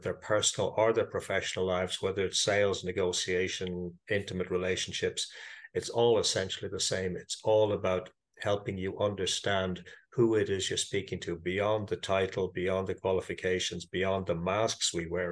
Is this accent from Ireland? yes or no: yes; Ireland; I am Irish. I live in Dublin